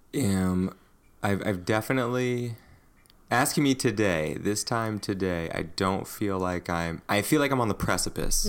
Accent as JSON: {"language": "English", "country": "United States", "said": "me as an American"}